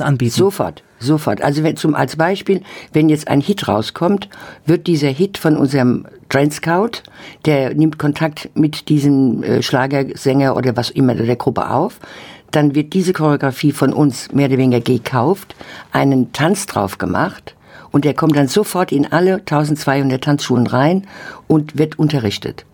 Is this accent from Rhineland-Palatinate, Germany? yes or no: yes; Oppenheim, Rhineland-Palatinate, Germany; also born or lived in Mainz; ich bin ja eigentlich geboren in Mainz, aber in Oppenheim groß geworden